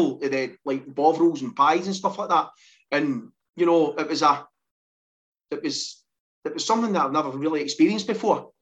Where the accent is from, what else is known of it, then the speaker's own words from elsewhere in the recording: Linwood, Scotland, United Kingdom; I grew up in Linwood and I've got four sisters and a brother